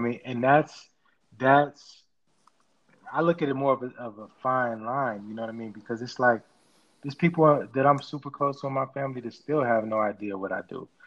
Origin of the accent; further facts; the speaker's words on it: Chicago, Illinois, United States; as far as growing up in Chicago